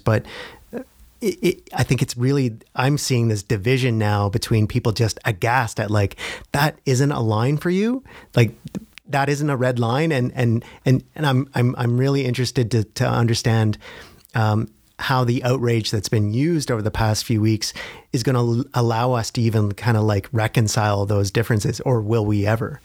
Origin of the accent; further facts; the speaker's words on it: Ontario, Canada; I come from Ontario where liberalism is kind of in the D N